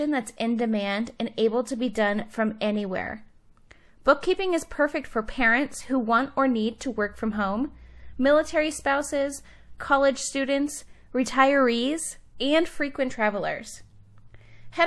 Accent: Cleveland, Ohio, United States; now in Salt Lake City, United States; I'm originally from Cleveland

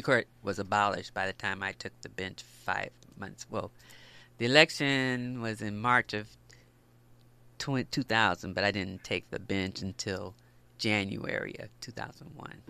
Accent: Los Angeles, California, United States; I grew up in the Los Angeles area, not far from here, the West Adams area.

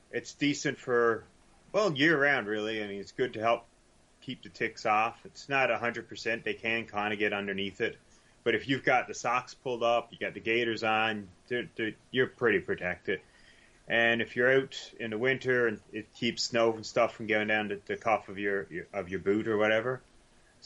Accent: Newfoundland and Labrador, Canada; accent: Newfoundlandese; I got Newfoundlandese figured right out

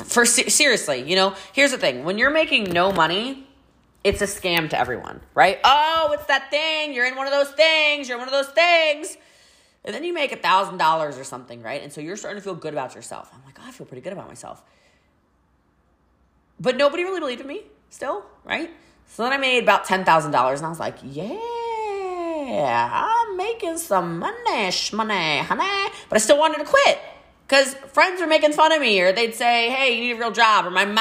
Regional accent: Maryland, United States; now in Texas, United States; Yes, I am from Frederick County, Maryland originally. I've lived in Texas for 4 years.

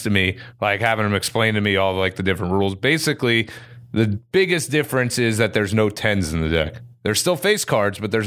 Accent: Florida, United States; also born or lived in New York; I was born in New York, but I grew up for the most part here

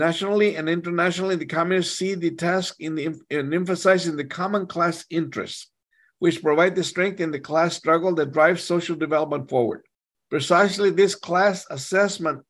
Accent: Texas, United States; I'm from Texas

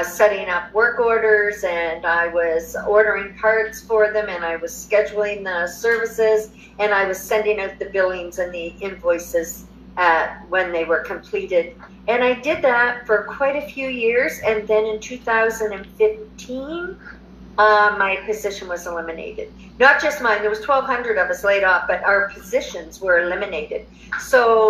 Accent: New Brunswick, Canada; moved away as an adult; also born or lived in Alberta, Canada; now in Mexico; I'm originally from New Brunswick, Canada. Moved to Alberta in 2006

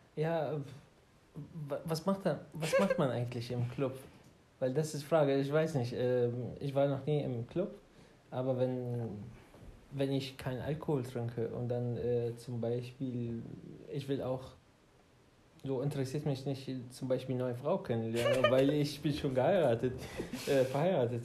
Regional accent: Baghdad, Baghdad Governorate, Iraq; German is a second language; moved away as an adult; now in Germany; ich komme aus äh, Irak, aus Bagdad. Und äh, ja, ich bin ungefähr seit sechs Jahren in Deutschland

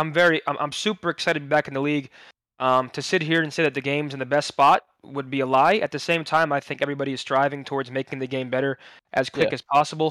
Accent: New Jersey, United States; Born and raised in New Jersey, New York sports

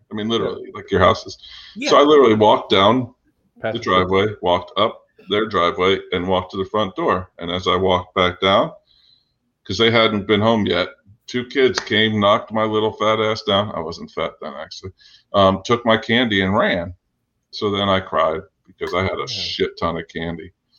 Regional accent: South Orange, New Jersey, United States; We were South Orange, yo.

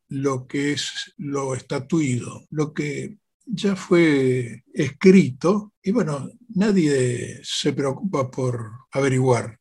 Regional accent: Argentina

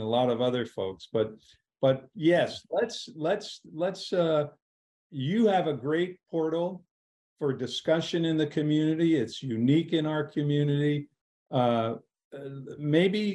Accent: Washington, District of Columbia, United States; I grew up in Washington, D.C.

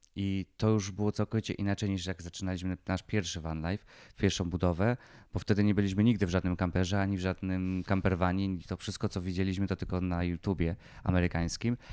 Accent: Lesser Poland, Poland

